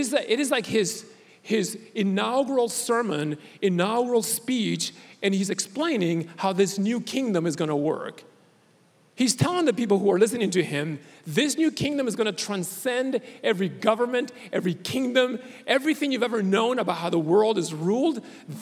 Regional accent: Puerto Rico; I was born in Puerto Rico

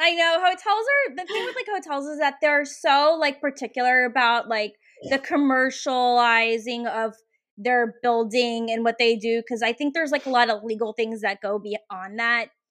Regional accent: Richmond, Virginia, United States; moved away as an adult; now in Oregon, United States; here in Richmond, which is my hometown

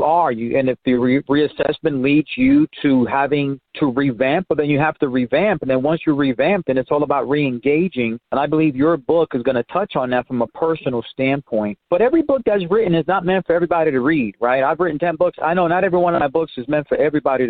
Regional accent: New York City, New York, United States; now in Dallas, United States; I grew up in Spanish Harlem

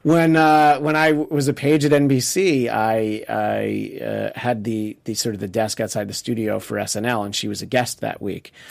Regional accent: United States; as an American

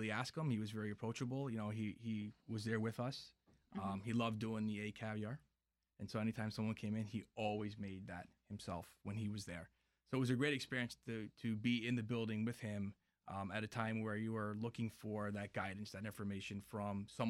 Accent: New Haven, Connecticut, United States; also born or lived in New York City; now in Washington, D.C. area, United States; growing up in New Haven

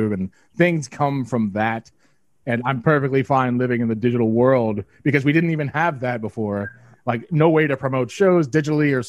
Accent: Long Island, New York, United States; That's our hometown

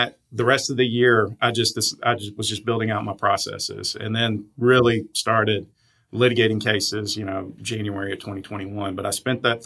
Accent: South Arkansas, United States; growing up in South Arkansas

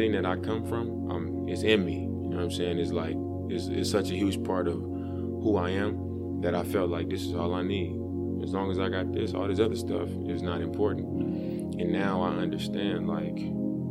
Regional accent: Oakland, California, United States; also born or lived in Portland; I'm from East Oakland.

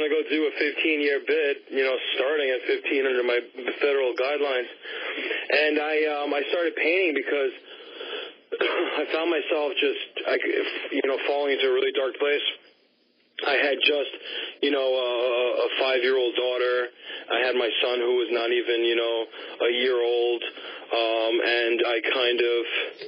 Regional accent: New York City, New York, United States; I grew up on the Upper West Side, and I kind of grew up in between the Upper East Side and the Upper West Side and the Bronx

